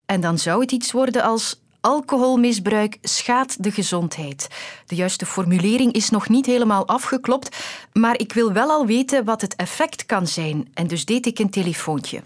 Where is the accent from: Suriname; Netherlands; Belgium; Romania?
Belgium; wij als Belgen